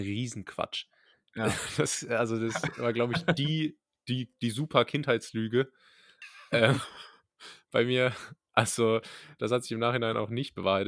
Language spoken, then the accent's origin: German; Rhineland-Palatinate, Germany; accent: Pfälzisch; moved away; Ich beherrsche nämlich Pfälzisch äh, von Geburt